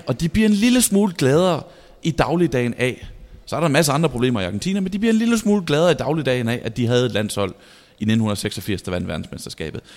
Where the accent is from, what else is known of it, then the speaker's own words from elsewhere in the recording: Vejle, Southern Denmark, Denmark; moved away; Vejle, hvor jeg kommer fra